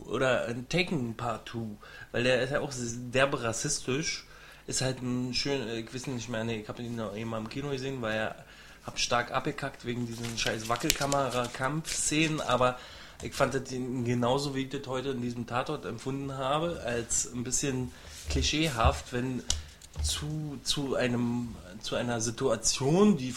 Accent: Berlin, Germany; Berliner bin ich

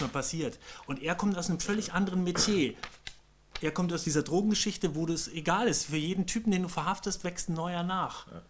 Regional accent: Bavaria, Germany; ich komme ja aus Bayern

